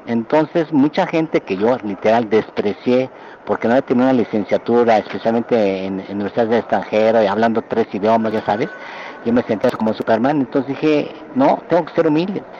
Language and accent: Spanish; Mexico City, Mexico; moved away as an adult; also born or lived in Berkeley, United States / Japan; nací en la Ciudad de México, de ascendencia japonesa